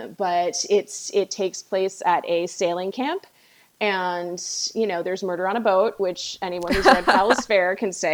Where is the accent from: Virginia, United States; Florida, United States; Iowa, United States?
Virginia, United States; I'm from Virginia and we have a lot of ownership of Poe here.